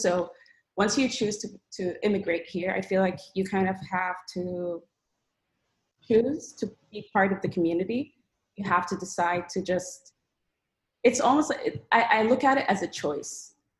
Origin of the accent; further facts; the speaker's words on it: Saudi Arabia; also born or lived in Sudan; I am from Sudan, but I was born and raised in Saudi Arabia.